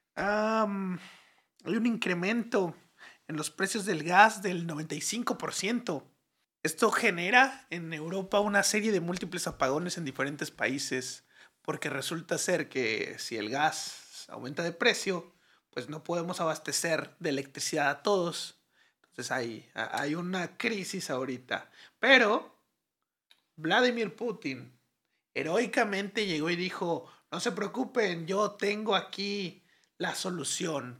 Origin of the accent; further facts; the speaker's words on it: Mexico; aquí en México